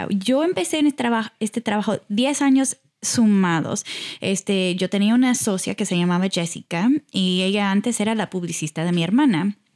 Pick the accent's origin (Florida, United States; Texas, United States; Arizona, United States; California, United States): Texas, United States; Houston; born there; naciste en Houston, sí.